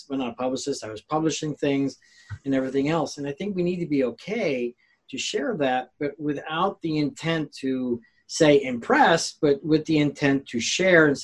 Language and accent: English; Mexico; moved away; I grew up in Mexico